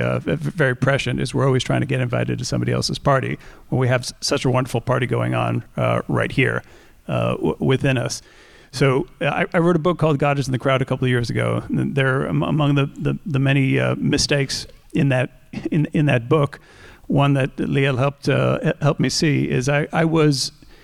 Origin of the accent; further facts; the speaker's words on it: New Hampshire, United States; I grew up mainly in New Hampshire, not among Jewish people